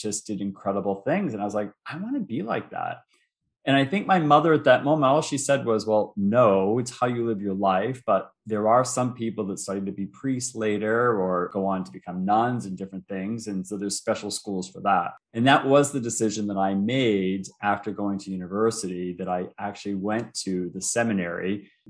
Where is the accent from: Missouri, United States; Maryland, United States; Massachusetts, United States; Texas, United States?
Massachusetts, United States; North Shore of Boston; I grew up on the North Shore of Boston